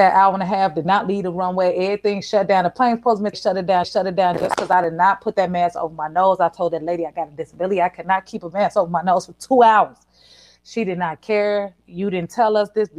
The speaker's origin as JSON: {"language": "English", "town": "Chicago", "region": "Illinois", "country": "United States", "tie": "born or raised there", "said": "growing up in Chicago"}